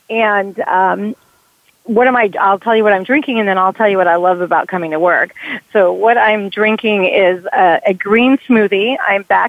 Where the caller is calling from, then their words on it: Atlanta, Georgia, United States; I'm calling from a very sunny, finally, Atlanta, Georgia.